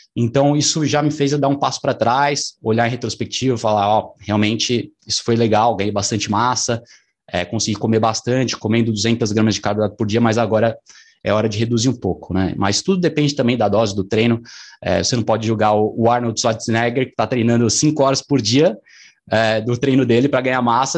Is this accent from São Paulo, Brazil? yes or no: yes; São Paulo, Brazil; Eu sou aqui de São Paulo